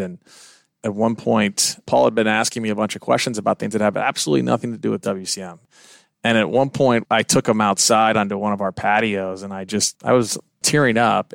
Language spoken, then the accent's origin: English; Kansas City, Missouri, United States; moved away; I'm originally from Kansas City